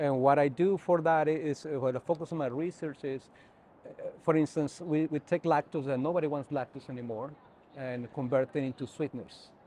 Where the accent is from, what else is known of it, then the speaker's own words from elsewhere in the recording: northern Mexico, Mexico; moved away as an adult; also born or lived in Alberta, Canada / Ohio / South Dakota; now in New Mexico, United States; I born and grew up in north part of Mexico, just right at the border between Mexico and Texas